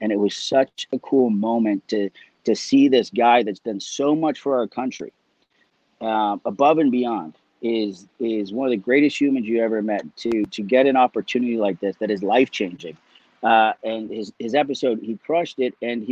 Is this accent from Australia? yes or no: no; Canada; also born or lived in Dublin, Ireland; raised in Canada